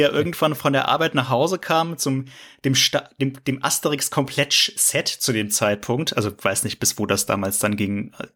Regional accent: near Cologne, North Rhine-Westphalia, Germany; moved away; ich komme ja, ich komme aus Köln ursprünglich ähm, ah, okay. Also aus dem ja. Rheinischen, also aus der Nähe, aus dem Rheinischen.

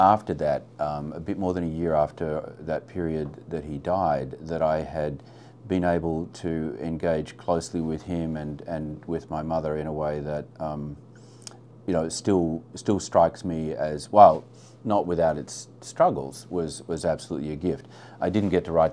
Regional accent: Australia; as an Australian

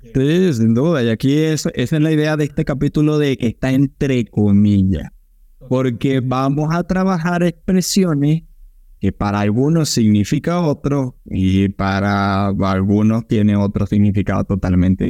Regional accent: Maracaibo, Zulia, Venezuela; es el estado de donde Christopher y yo venimos

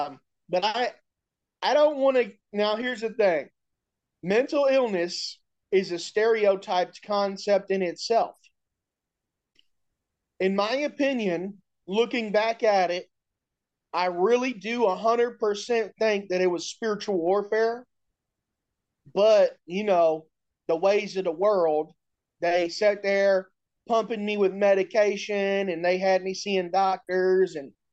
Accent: Indianapolis, Indiana, United States; I'm from Indianapolis, Indiana.

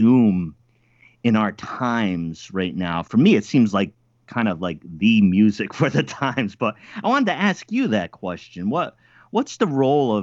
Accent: Rhode Island, United States; I'm from Rhode Island, so I'm a Yankee

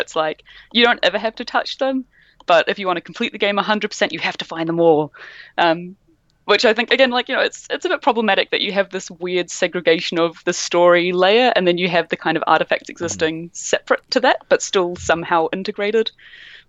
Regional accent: New Zealand; Can identify being a New Zealander

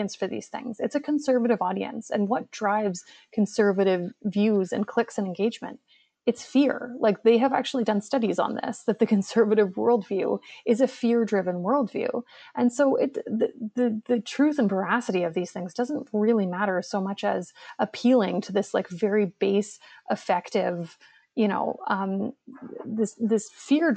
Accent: Hamilton, Ontario, Canada; now in Toronto, Canada; Hamilton. Hamilton. So, you know, represent. I love my hometown, but yeah, I live in Toronto now

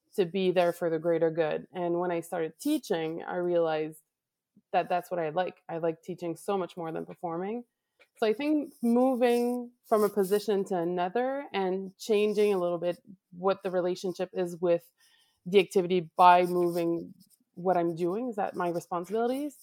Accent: Laval, Quebec, Canada; I am from Laval, Quebec, Canada.

